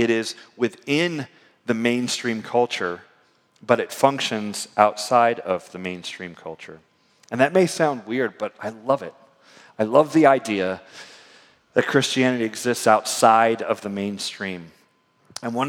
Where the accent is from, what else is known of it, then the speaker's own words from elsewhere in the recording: United States; as an American